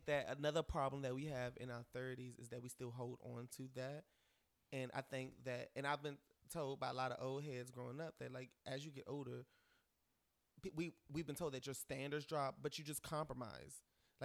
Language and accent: English; East Coast, United States; moved away; I'm from the East Coast